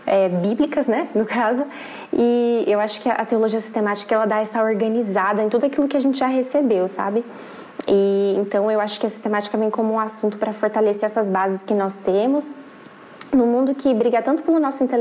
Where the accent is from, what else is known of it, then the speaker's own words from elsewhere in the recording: São Paulo, Brazil; moved away as an adult; now in Porto, Portugal; atualmente eu moro em São, em São Paulo, não, vim de São Paulo, mas atualmente eu moro na cidade do Porto, aqui em Portugal. Me mudei no ano passado para cá.